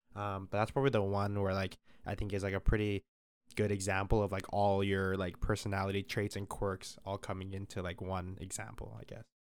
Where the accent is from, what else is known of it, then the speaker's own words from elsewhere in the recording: Calgary, Alberta, Canada; moved away as an adult; now in Toronto, Canada; I'm from Calgary